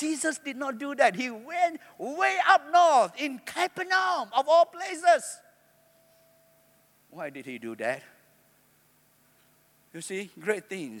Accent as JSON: {"language": "English", "town": "Alor Setar", "region": "Kedah", "country": "Malaysia", "said": "I'm from Alostar"}